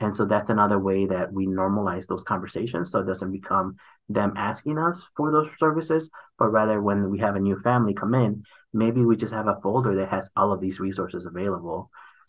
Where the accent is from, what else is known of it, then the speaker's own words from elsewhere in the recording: Mexico; For example, I'm from Mexico, and so we have the Mexican consulate ID.